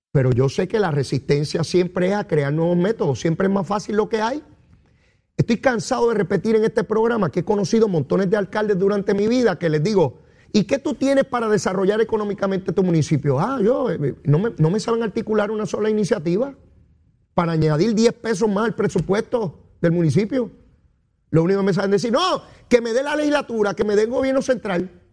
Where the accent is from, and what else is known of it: Puerto Rico